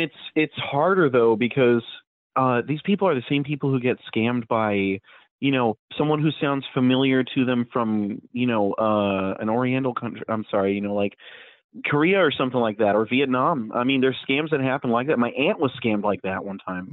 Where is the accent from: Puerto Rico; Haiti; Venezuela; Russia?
Puerto Rico; I'm I'm from Puerto Rico